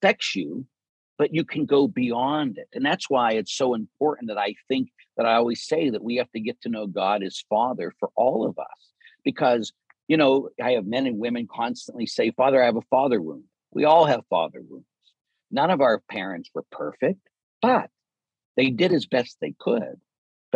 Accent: Pittsburgh, Pennsylvania, United States; growing up in Pittsburgh

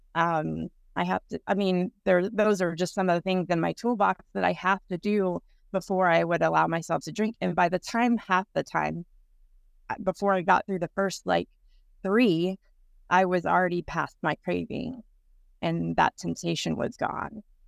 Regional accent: Texas, United States; moved away as an adult; now in Everett, United States; I'm originally from Texas. I've been here for about seventeen years.

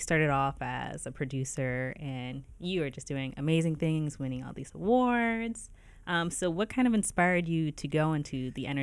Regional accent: Trenton, New Jersey, United States; I'm from Trenton.

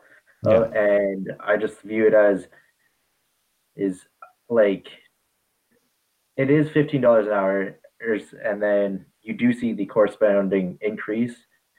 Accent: Alberta, Canada; I'm from Canada and specifically Alberta there

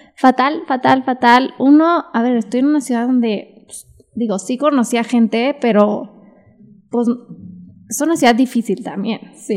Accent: Monterrey, Nuevo León, Mexico; moved away as an adult; also born or lived in United States; now in Mexico City, Mexico; tengo que estar en Monterrey

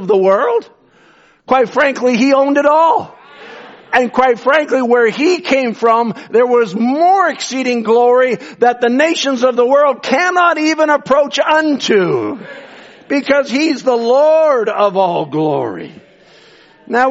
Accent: Canada; I'm as much Canadian.

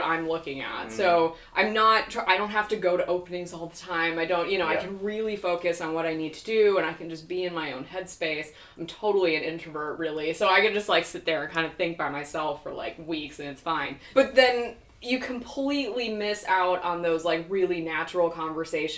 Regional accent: Wisconsin, United States; also born or lived in Oregon; I'm way out there in like the middle of nowhere, and I grew up there mostly as a kid

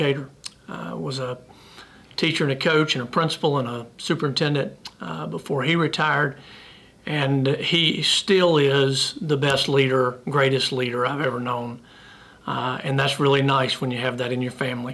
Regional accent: Piedmont, South Carolina, United States; also born or lived in Fort Mill, South Carolina; born and raised in South Carolina, grew up right down the road in Piedmont

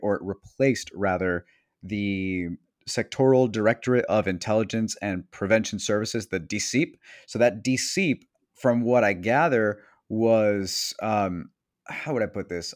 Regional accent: Venezuela; accent: Venezuelan; moved away; I'm Venezuelan because our accents really do stick out.

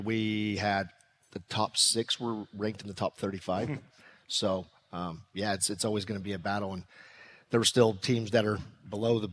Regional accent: California, United States; now in Kansas, United States; I'm from California

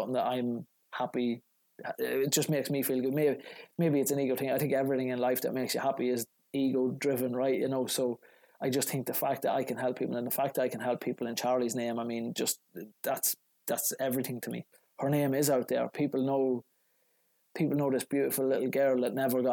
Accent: Ireland; now in Chicago, United States

